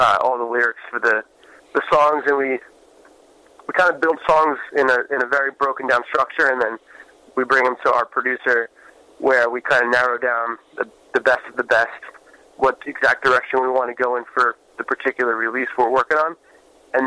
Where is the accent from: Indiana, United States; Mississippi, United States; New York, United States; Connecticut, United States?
New York, United States; growing up in New York, you don't really get the hospitality